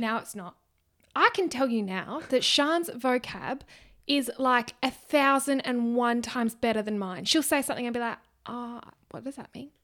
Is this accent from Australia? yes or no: yes; Australia; accent: ocker; Ocker, like I'm Aussie.